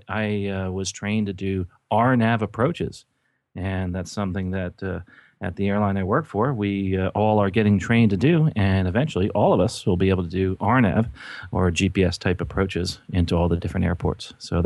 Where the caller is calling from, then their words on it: Florida, United States; I am actually in sunny Florida